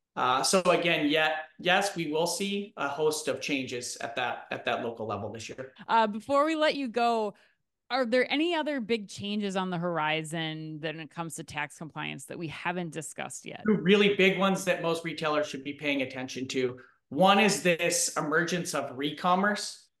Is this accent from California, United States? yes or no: no; Minnesota, United States; as a Minnesotan